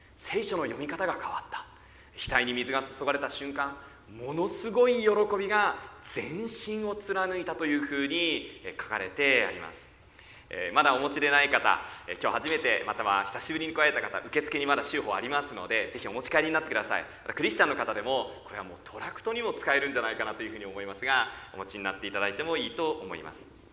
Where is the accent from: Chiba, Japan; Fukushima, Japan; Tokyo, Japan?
Fukushima, Japan; Koriyama; 私は福島県の郡山で生まれました。